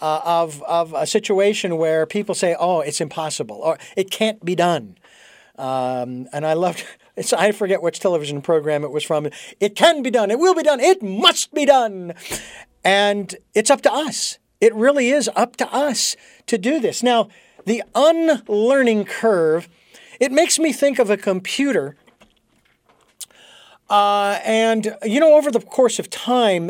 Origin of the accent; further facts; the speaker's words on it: Phoenix, Arizona, United States; I was born and raised in Phoenix.